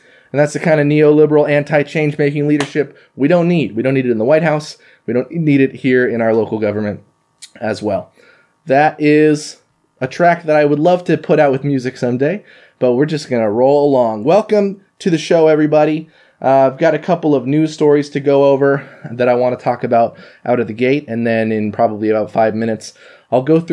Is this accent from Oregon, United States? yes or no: yes; Eugene, Oregon, United States; also born or lived in Japan; growing up in North Eugene.